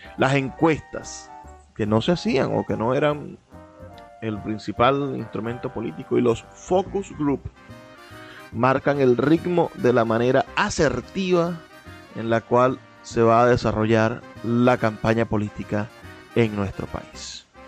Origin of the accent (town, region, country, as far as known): Venezuela